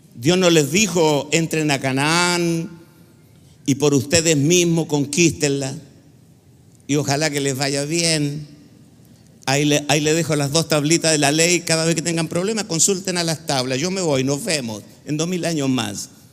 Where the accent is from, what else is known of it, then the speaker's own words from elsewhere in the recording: Chile; En Chile le decimos cabezonas